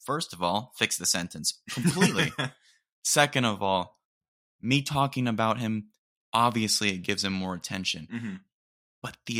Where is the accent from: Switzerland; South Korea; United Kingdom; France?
United Kingdom; Dude, I'm British.